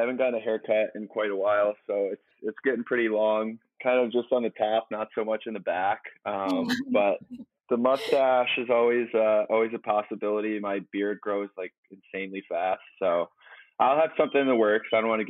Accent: East Coast, United States; I grew up on the East Coast, but I've kind of gotten away from the winters there.

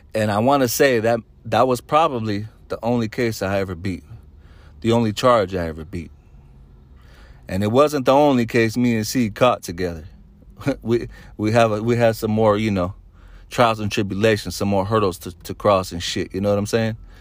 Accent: Solano County, California, United States; We're from Solano County

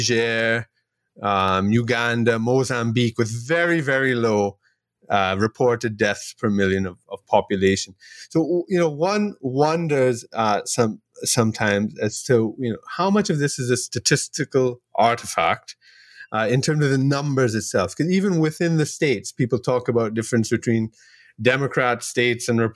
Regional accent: Trinidad & Tobago; I'm from Trinidad and Tobago here in the Caribbean

